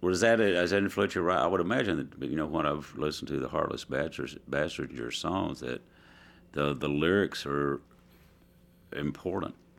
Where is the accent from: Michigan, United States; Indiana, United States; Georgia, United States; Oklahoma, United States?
Oklahoma, United States; Southeast; moved away; also born or lived in Dallas, Texas; I grew up in Southeast Oklahoma in a very rural park